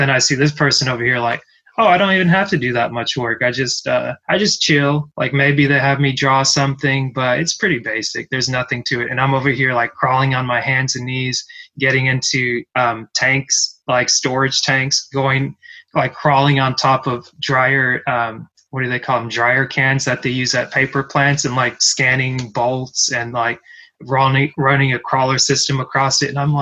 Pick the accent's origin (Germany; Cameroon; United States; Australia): Cameroon; moved away; I'm from Cameroon, originally born in West Central Africa